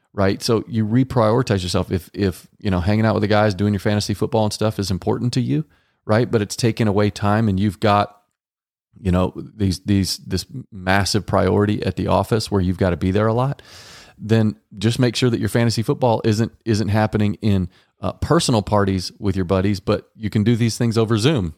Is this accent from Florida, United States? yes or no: no; Dallas, Texas, United States; I was raised in Texas, Dallas, Texas